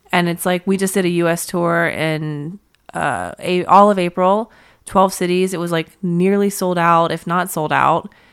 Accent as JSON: {"language": "English", "town": "Pittsburgh", "region": "Pennsylvania", "country": "United States", "moved": "yes", "said": "I'm from Pittsburgh"}